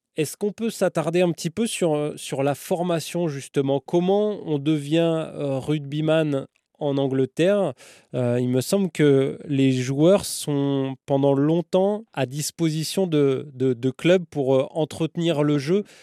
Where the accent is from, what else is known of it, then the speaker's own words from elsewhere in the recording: France; en tant que Français